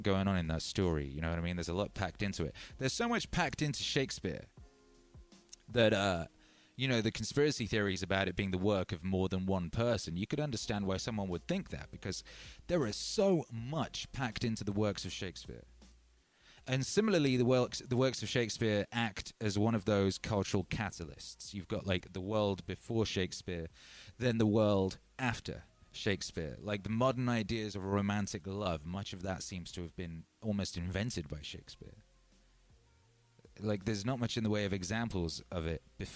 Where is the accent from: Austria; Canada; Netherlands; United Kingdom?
United Kingdom; Wales; moved away; I grew up in Wales, and Wales is very old